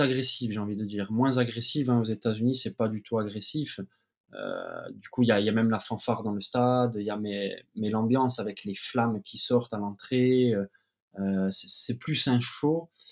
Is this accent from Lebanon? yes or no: no; Ajaccio, Corsica, France; moved away as an adult; also born or lived in United States / Paris / Cyprus; je suis né à Ajaccio. J'ai fait toutes mes gammes euh, de footballeur à Ajaccio dès l'âge de 4 ans